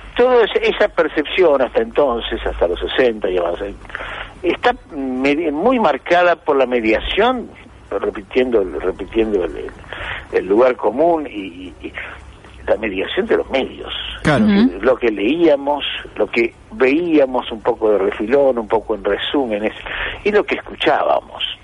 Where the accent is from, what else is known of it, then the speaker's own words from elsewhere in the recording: Argentina; soy argentino